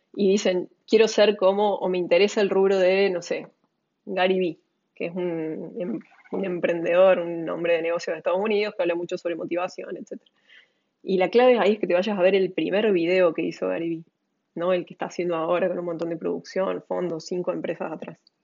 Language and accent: Spanish; Argentina; mi experiencia como argentina